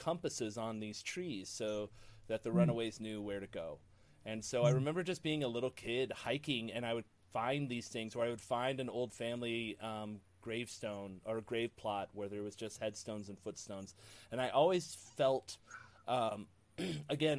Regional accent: Ohio, United States; I grew up in Ohio, really close to the Underground Railroad.

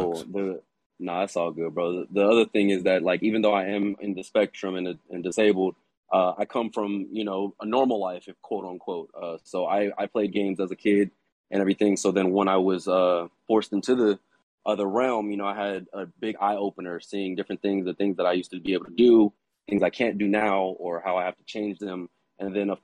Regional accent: Los Angeles, California, United States; I'm from Los Angeles, part of the 8-Bit Closed Fist podcast

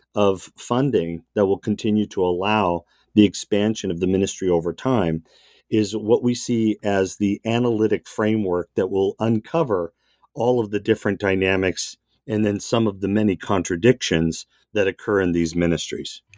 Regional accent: Southern California, United States; also born or lived in Massachusetts; from Massachusetts, soon moved to Southern California. So I grew up in a suburban white enclave

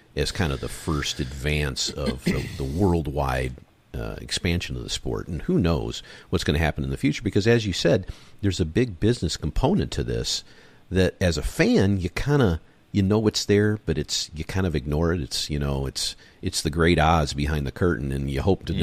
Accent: Michigan, United States; moved away; also born or lived in San Diego / Los Angeles; I've lived on the West Coast for most of my life, even though I grew up in Michigan

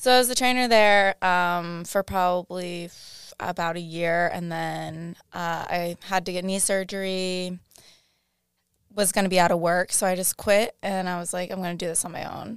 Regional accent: Rhode Island, United States; moved away as an adult; also born or lived in Boston; now in Miami, United States; I grew up grew up in Rhode Island

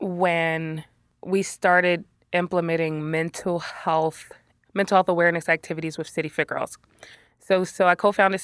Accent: Philadelphia, Pennsylvania, United States; I was a teenager growing up in West Philly again and wanted to hang out with as many friends and hang out late night.

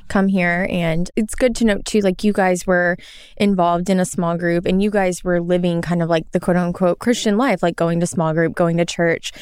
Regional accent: Arkansas, United States; where I'm from in Arkansas, there's a lot of hiking

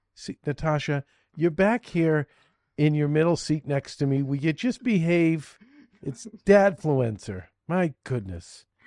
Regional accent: Boston, Massachusetts, United States; accent: slight Boston; my slight Boston accent

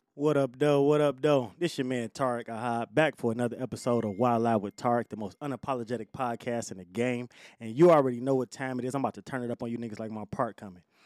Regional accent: Detroit, Michigan, United States; I'm from Joy Road

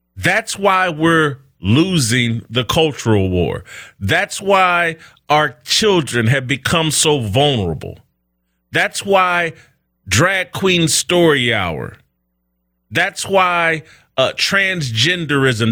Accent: United States; I'm an American black man

